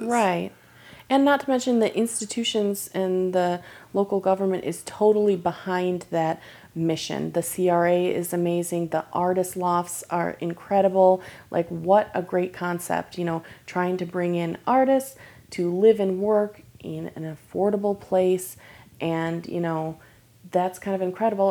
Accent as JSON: {"language": "English", "region": "Michigan", "country": "United States", "moved": "yes", "lives_now": "Lake Worth, United States", "said": "originally I'm from Michigan"}